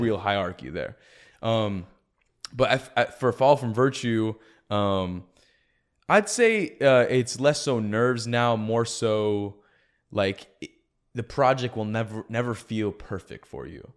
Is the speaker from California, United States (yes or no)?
yes; San Jose, California, United States; moved away as an adult; also born or lived in Santa Cruz; now in Arizona, United States; I'm from San Jose originally.